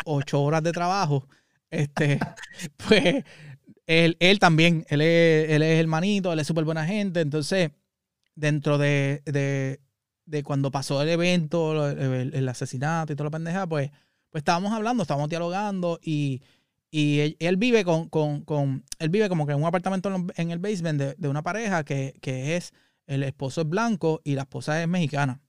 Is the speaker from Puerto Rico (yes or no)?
yes; Puerto Rico; moved away; nosotros como puertorriqueños